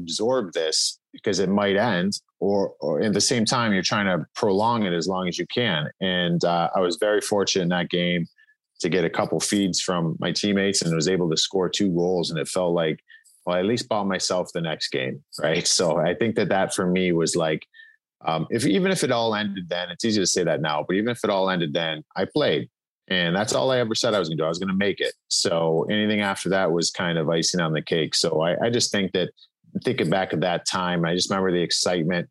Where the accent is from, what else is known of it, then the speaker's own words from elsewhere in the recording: Cleveland, Ohio, United States; moved away; also born or lived in Western Pennsylvania; I grew up in Cleveland and there really wasn't many people from there prior.